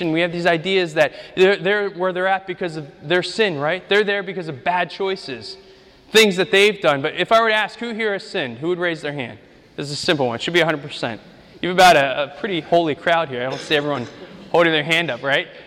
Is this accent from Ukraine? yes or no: yes; Ukraine; English is a second language; moved away; I grew up in Ukraine. We, we lived, our first house was on a dirt street. At the end of the street was a meat processing factory.